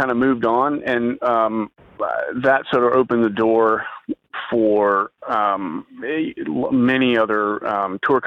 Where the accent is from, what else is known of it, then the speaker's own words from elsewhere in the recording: Knoxville, Tennessee, United States; now in Dallas, United States; I'm originally from Knoxville, Tennessee, and I currently reside in Dallas, Texas